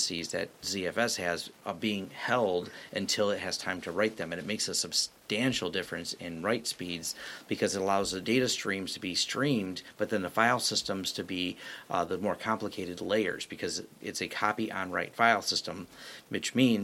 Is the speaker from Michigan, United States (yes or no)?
yes; Detroit area, Michigan, United States; we collectively like to say we're from Detroit. We're from the 313